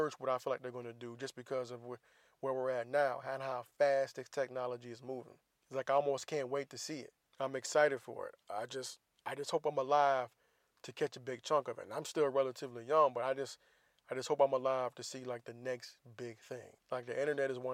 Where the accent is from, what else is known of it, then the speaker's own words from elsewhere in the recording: the South, United States; I grew up in the South